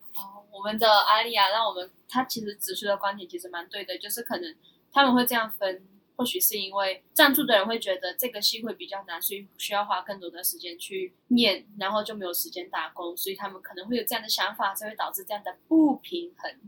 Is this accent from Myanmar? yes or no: yes; Myanmar; now in Taiwan; 那我们身为缅甸人就没办法申请嘛